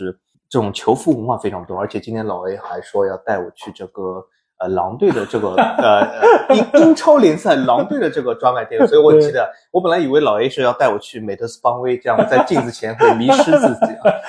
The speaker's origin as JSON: {"language": "Chinese", "region": "Shanghai", "country": "China", "said": "作为上海人，我也不知道有个叫什么嘉定汇龙是吧？"}